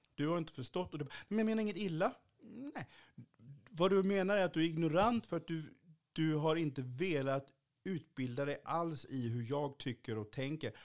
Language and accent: Swedish; Kalmar County, Sweden; also born or lived in Haiti; now in Malmö, Sweden; jag liksom inte bor på norra Öland där jag växte upp